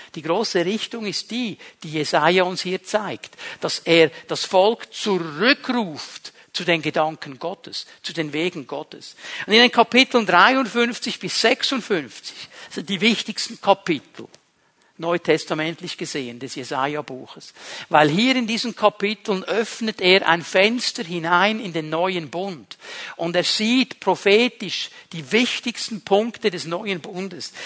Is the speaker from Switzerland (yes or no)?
yes; Switzerland; Wir als Schweizer